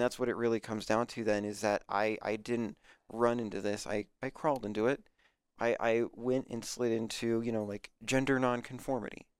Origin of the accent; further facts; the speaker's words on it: Aurora, Colorado, United States; moved away; I'm from Aurora